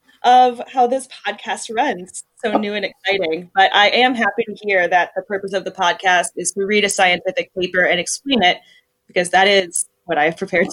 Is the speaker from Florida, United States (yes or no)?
no; Michigan, United States; I grew up in Michigan